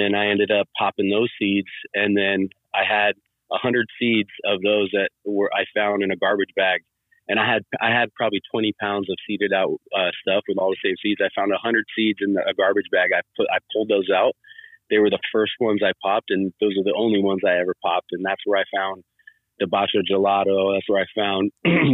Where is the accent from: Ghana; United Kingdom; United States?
United States; Sacramento, California; also born or lived in Bay Area; I grew up in Sacramento